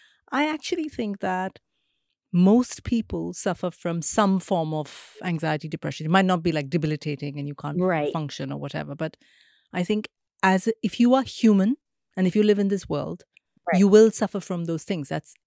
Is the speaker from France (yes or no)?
no; India; I'm thinking of like India, growing up in India, living in India.